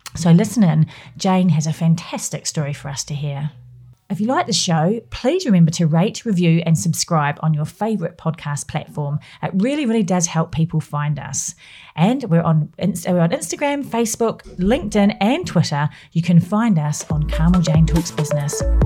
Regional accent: New Zealand; now in United Kingdom; I'm from New Zealand.

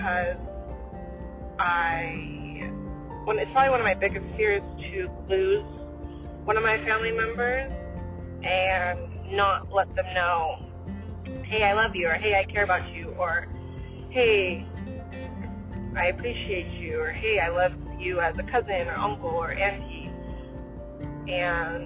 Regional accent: Phoenix, Arizona, United States; accent: valley girl; I'm also from the Valley of the Sun, Phoenix, Arizona, and people are often telling me that I talk like a super valley girl

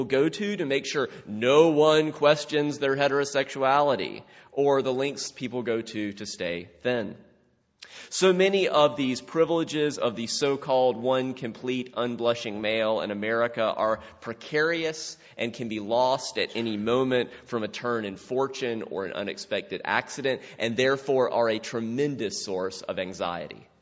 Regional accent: South Carolina, United States; my childhood in South Carolina

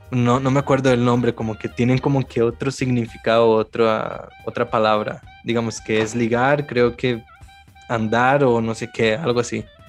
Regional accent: Brazil; moved away; yo vengo de Brasil

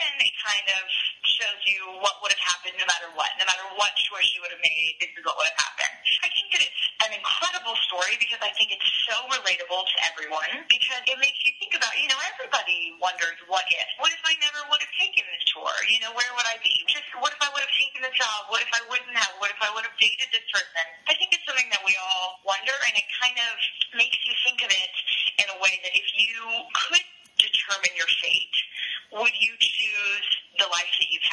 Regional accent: Raleigh, North Carolina, United States; I grew up in Raleigh, North Carolina

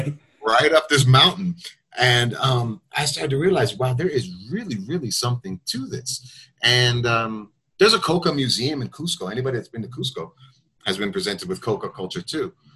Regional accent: United States; I'm from the United States

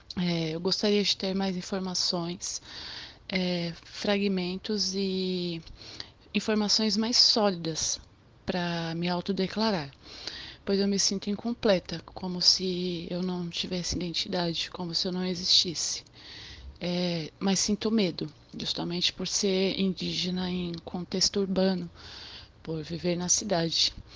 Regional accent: São Paulo, Brazil; eu nasci em São Paulo, no extremo sul, numa área periférica que se chama Grajaú

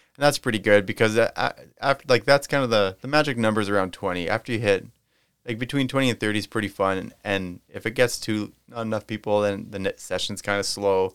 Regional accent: Winkler, Manitoba, Canada; growing up in Winkler, Manitoba, shout out to Winkler, Manitoba

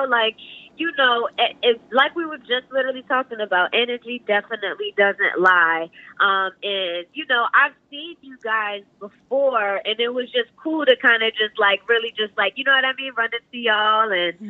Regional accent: Cambridge, Massachusetts, United States; also born or lived in Atlanta, United States; I'm from Cambridge, technically. I know I kind of just popped up on the scene kind of willy-nilly. So I originally used to live in Atlanta. I moved to Cambridge and did like 7th grade to 12th grade out here.

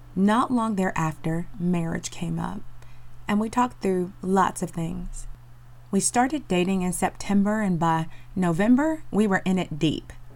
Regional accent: North Carolina, United States; I am from North Carolina, born and bred.

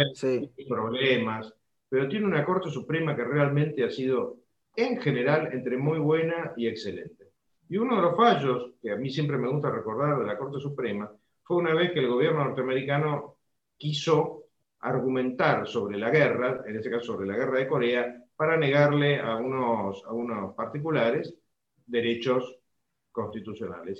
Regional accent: Argentina

